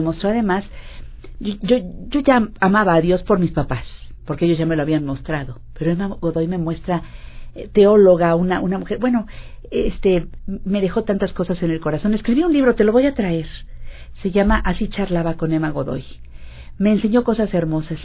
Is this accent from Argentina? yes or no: no; Mexico